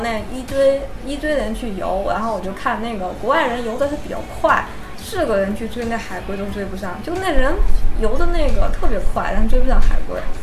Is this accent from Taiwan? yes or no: no; China; 我其实中国人喜欢自己带